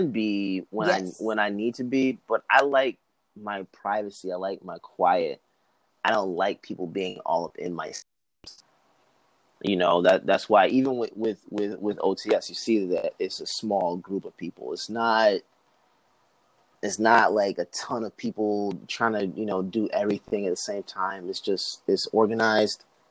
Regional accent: Georgia, United States; also born or lived in Newark, New Jersey; I was born in Newark, New Jersey. I stayed up there till I was 2. Moved down here. All I pretty much know is Georgia

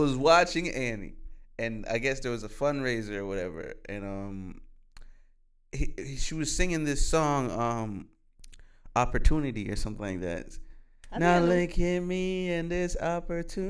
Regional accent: Jamaica; moved away; also born or lived in New York / Bronx, New York; we're from Jamaica. We're born and raised from Jamaica. But when we left Jamaica, the very first place we went to was New York

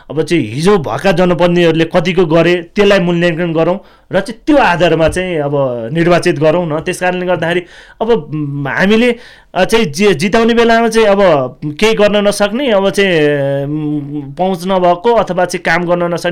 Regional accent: Kshetrapa, Bagmati, Nepal; क्षेत्रपामा मेरो गाउँ क्षेत्रपा होइन

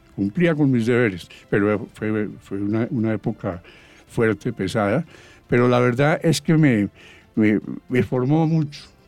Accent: Bogotá, Colombia; hice primaria y parte de bachillerato en el Colegio San Bartolomé de la Merced, los padres jesuitas. Después, en segundo, segundo de, bachillerato, me fui para el, sitio que yo digo que es el mejor colegio de Bogotá

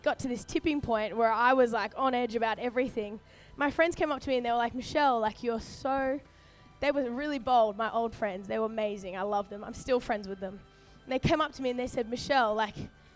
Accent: Sunshine Coast, Queensland, Australia; moved away as an adult; now in Sydney, Australia; I was born in Sydney, grew up on the Sunny Coast in Queensland

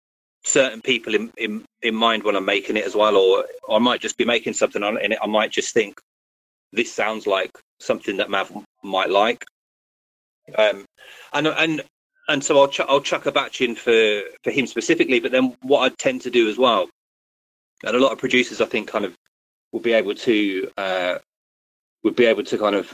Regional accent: Birmingham, West Midlands, United Kingdom; Birmingham, UK.

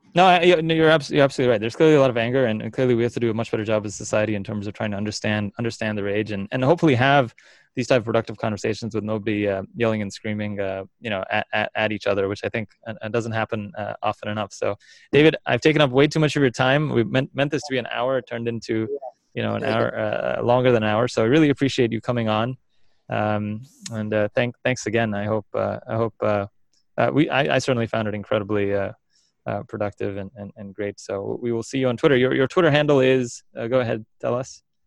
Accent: India; now in Philadelphia, United States; I come from India

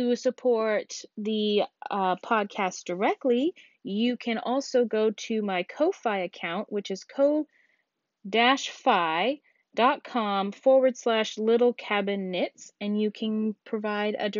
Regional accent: Alaska, United States; my home state of Alaska

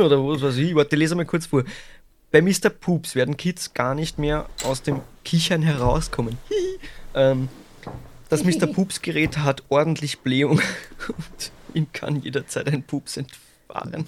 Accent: St. Pölten, Lower Austria, Austria; Ich bin geboren in St. Pölten

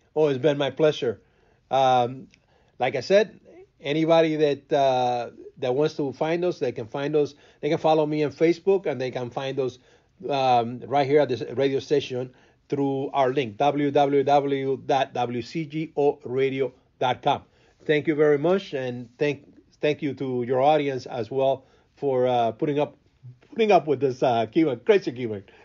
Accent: Cuba; first language Spanish; English is a second language; now in Chicago, United States; growing up in Cuba, it's, it's, it's a complete different um, different world

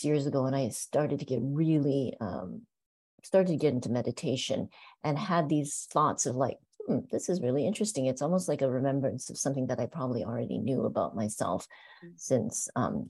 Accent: Canada; also born or lived in Hong Kong; now in San Francisco, United States; I was born in Hong Kong, and I remember living in Hong Kong at the time. And my family, we moved to Canada when I was about 6 or 7 years old

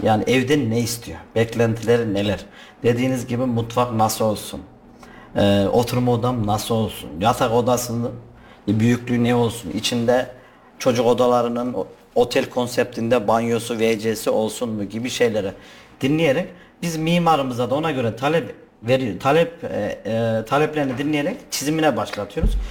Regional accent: Kayseri, Kayseri Province, Turkey; also born or lived in Altınyayla, Sivas; 1982 Kayseri doğumluyum. Ama aslen Sivas Altınyaylalıyım

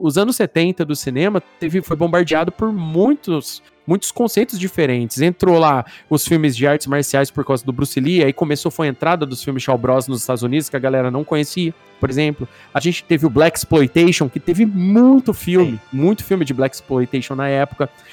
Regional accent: Brazil; nós brasileiros

